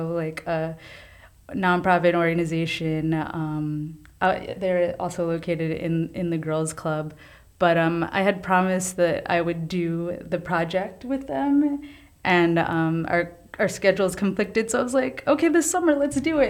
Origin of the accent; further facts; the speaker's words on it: New York City, New York, United States; I grew up throughout all the city, but Lower East Side is where I call home